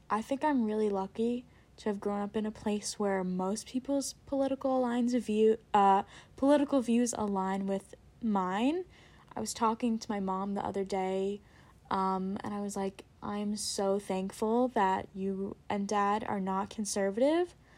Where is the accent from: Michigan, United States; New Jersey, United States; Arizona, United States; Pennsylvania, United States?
New Jersey, United States; Princeton; I am from Princeton, New Jersey